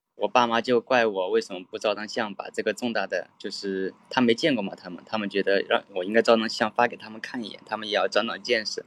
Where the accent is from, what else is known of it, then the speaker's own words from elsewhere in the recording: Guiyang, Guizhou, China; moved away as an adult; also born or lived in Canada; 我对是贵州贵阳的